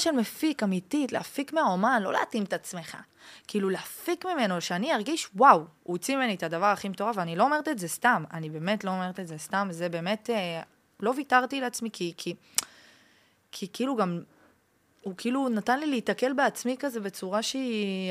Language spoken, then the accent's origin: Hebrew; France; now in Israel; נולדתי בצרפת, שמונה דורות